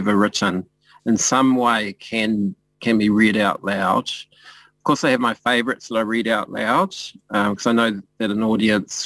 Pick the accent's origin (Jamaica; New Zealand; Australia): New Zealand; being a Māori person in Aotearoa, you know, Aotearoa New Zealand